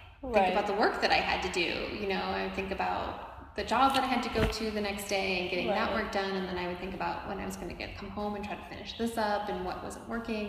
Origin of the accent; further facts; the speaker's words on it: Ohio, United States; also born or lived in Dallas; now in Houston, United States; I'm a Midwest girl. I grew up in Ohio.